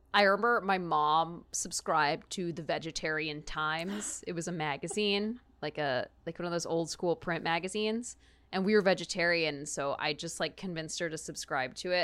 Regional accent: Texas, United States; growing up in Texas

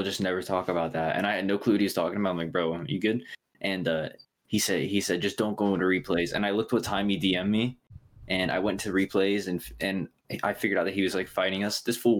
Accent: Ohio, United States; oh, you're from Ohio? I'm like, yeah. And he's like, what city do you live in? And I said the same city he lives in.

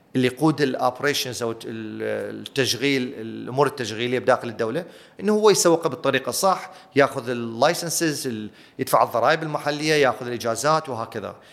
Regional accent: Iraq; أنا عراقي

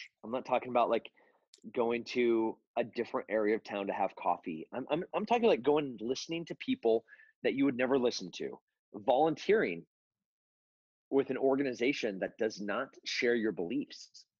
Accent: California, United States; also born or lived in Texas; I'm a Texan, and before that I was from kind of Countryville, California.

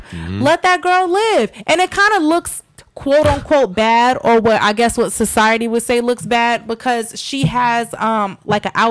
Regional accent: New York, United States; I'm from New York

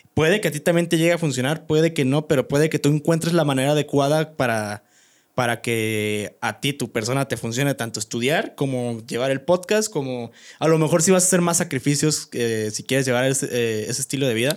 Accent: Guanajuato, Mexico; moved away; soy orgulloso de ser de, como fue Guanajuato, Pueblo Mágico

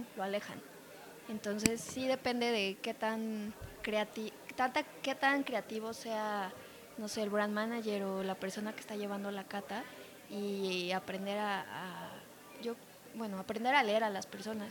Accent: Mexico; also born or lived in Canada; Ya se acabó mi tiempo en Canadá. Regresé a México

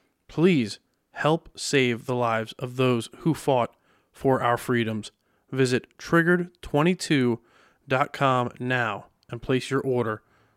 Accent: Lebanon, Pennsylvania, United States; I'm local. I'll be 32 in October and born and raised in Lebanon.

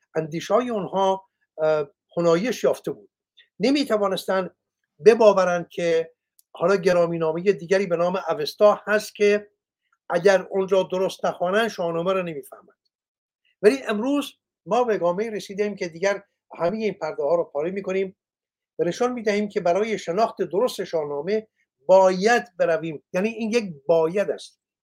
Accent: Iran; من ایرانیم

